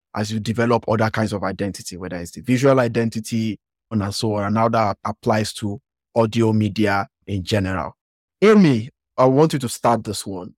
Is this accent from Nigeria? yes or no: yes; Nigeria; accent: Western African; me coming from Nigeria